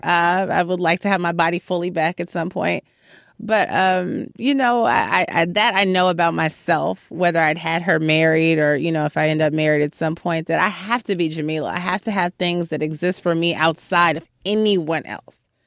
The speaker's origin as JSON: {"language": "English", "town": "Chicago", "region": "Illinois", "country": "United States", "tie": "born or raised there", "moved": "as an adult", "lives_now": "New York City, United States", "said": "I'm from Chicago, I'm from a neighborhood called Hyde Park"}